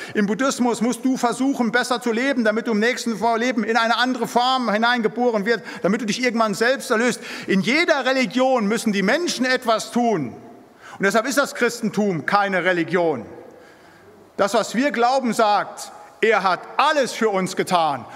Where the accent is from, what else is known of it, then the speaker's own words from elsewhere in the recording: Siegerland, North Rhine-Westphalia, Germany; moved away as an adult; now in Bremen, Germany; Ich bin im Siegerland aufgewachsen